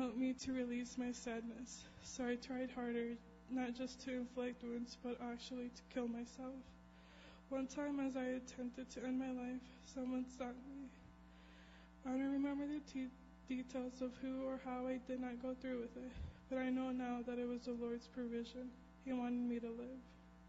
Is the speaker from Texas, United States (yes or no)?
yes; San Antonio, Texas, United States; born there; I was born in San Antonio, Texas, a little over 17 years ago, to my mom and dad, the two older siblings, Valerie and Eleazar.